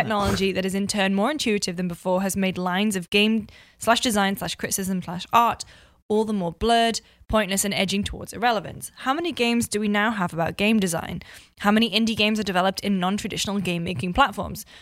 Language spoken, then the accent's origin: English; Newcastle upon Tyne, North East England, United Kingdom; born or raised there; moved away